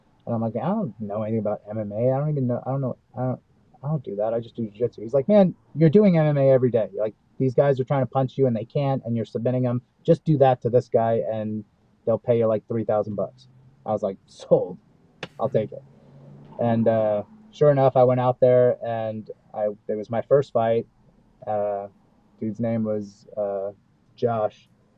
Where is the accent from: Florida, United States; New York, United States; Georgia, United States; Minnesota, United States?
New York, United States; Brooklyn; Because growing up in Brooklyn, man, I was fighting kids when I was 4 years old. Like, it's in our blood. Like, we were just, you know, growing up in New York in the late 70s, early 80s